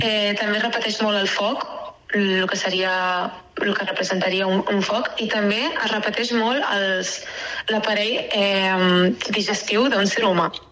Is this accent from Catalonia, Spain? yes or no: yes; Castellar del Vallès, Catalonia, Spain; soc de castellà